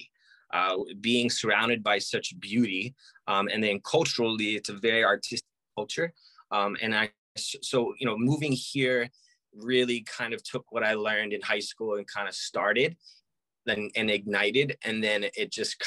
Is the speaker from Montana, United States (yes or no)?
no; New Jersey, United States; moved away as an adult; also born or lived in Georgia / Florida; now in Honolulu, United States; I was born and raised in New Jersey.